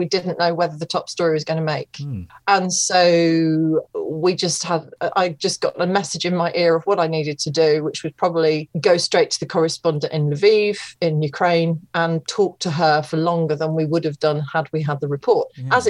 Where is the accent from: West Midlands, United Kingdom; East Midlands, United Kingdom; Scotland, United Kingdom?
East Midlands, United Kingdom; So I called my local radio station, which was Radio Leicester, because I'm from Leicestershire, and I'd gone back to live with my mum and dad after university